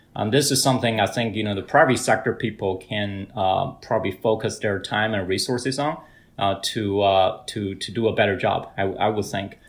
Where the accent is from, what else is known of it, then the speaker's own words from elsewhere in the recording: Hebei, China; moved away; my hometown province, Hebei province